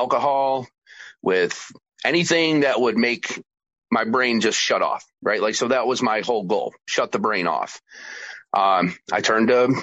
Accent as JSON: {"language": "English", "region": "New York", "country": "United States", "tie": "born or raised there", "also_born_or_lived": "Georgia", "said": "I then returned to my home state of New York"}